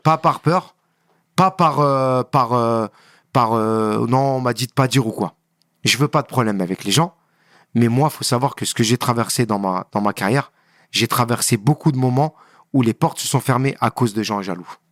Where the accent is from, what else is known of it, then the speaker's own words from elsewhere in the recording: Le Kremlin-Bicêtre, Île-de-France, France; je suis du Kremlin